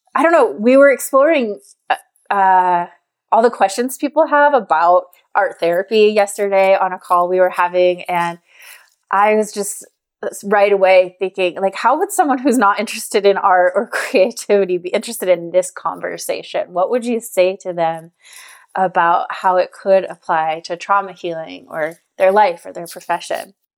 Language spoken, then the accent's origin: English; Scottsdale, Arizona, United States; moved away; we're both from Scottsdale, Arizona